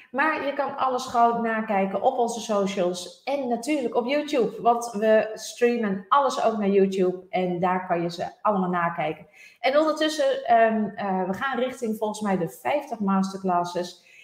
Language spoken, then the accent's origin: Dutch; Netherlands; wij als Nederlanders